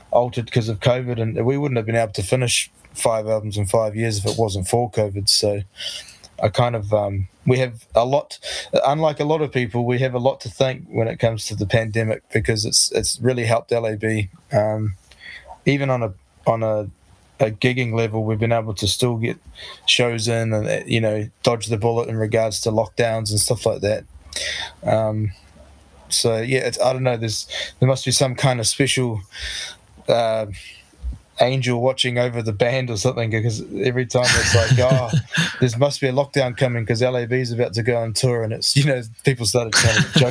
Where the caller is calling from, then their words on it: Tauranga, Bay of Plenty, New Zealand; so we're in in the in Tauranga, which is east coast of the North Island in the Bay of Plenty, in New Zealand. So uh, yeah